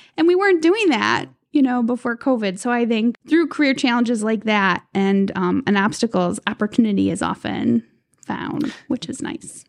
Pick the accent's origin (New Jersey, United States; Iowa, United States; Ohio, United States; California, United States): Ohio, United States; Cleveland; growing up in Cleveland, in the city limits of Cleveland